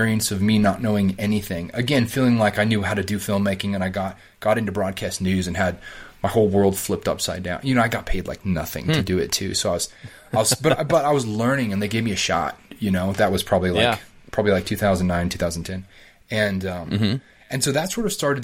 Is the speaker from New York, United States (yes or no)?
no; Colorado Springs, Colorado, United States; moved away as an adult; also born or lived in Denver / Arizona / Virginia; I grew up in Colorado Springs